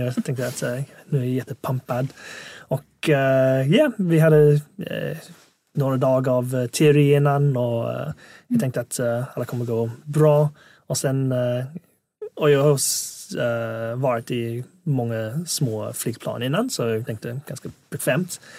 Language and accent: Swedish; England, United Kingdom; Swedish is a second language; also born or lived in Hong Kong; now in Sweden; flyttade jag till England när jag var sju